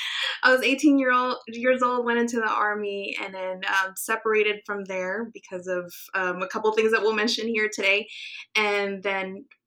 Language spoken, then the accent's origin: English; Guam; Oh, gosh. I could still smell the ocean. It's the water is everything to me. So I actually do miss ocean life.